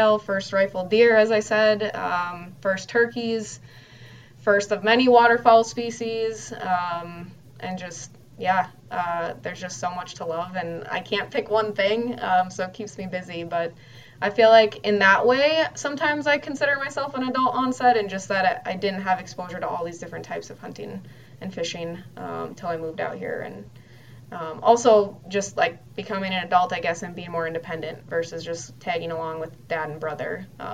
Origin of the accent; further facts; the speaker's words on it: Twin Cities, Minnesota, United States; also born or lived in Crookston, Minnesota; growing up in the Twin Cities